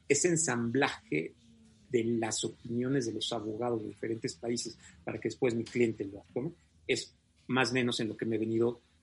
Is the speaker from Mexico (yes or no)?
yes; Mexico